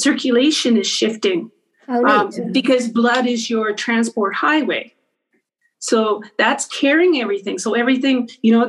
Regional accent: Winnipeg, Manitoba, Canada; moved away; also born or lived in New York; I grew up in Winnipeg, Manitoba.

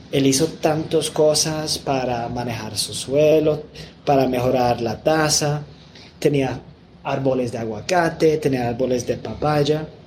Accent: England, United Kingdom; Spanish is a second language; aunque yo soy de Inglaterra y no soy gringo

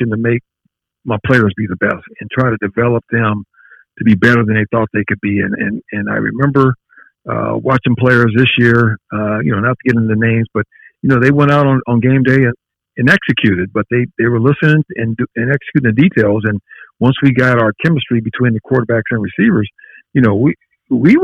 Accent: Carson, California, United States; I'm from Southern California. I grew up in Carson

